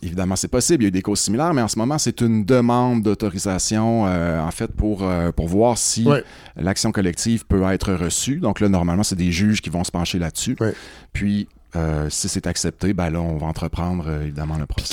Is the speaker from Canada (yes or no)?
yes; Rouyn-Noranda, Quebec, Canada; moi, je viens de Rouen-Noranda. En fait, je suis rouyn norandien de quatrième génération.